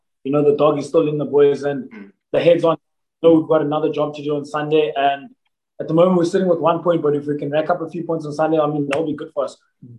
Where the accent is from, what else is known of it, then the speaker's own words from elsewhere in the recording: Bloemfontein, Free State, South Africa; now in Port Elizabeth, South Africa; I'm from Bloemfontein originally. Went to school, Jim Boucher High School there in Bloem, and then did at Kofsis, and I played Free State as well